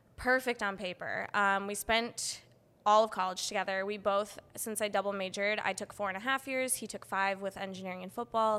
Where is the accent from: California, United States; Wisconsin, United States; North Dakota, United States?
Wisconsin, United States; Madison; moved away as an adult; now in San Diego, United States; I'm from Wisconsin